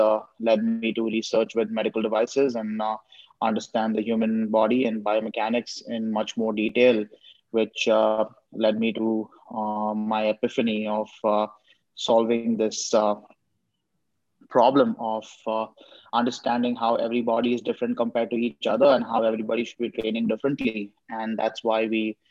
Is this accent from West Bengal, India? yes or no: no; Mumbai, Maharashtra, India; moved away as an adult; now in Los Angeles, United States; I grew up in Mumbai, India, and I started competing at the school level